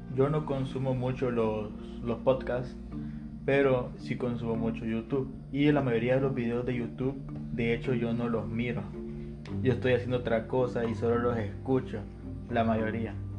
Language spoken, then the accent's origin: Spanish; Honduras; somos hondureños